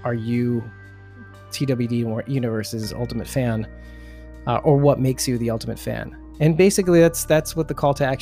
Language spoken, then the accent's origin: English; New Jersey, United States; he and I grew up together in New Jersey